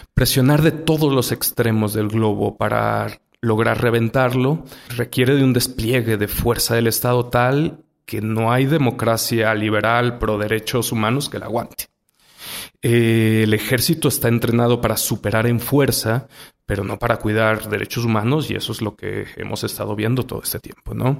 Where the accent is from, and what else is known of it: Mexico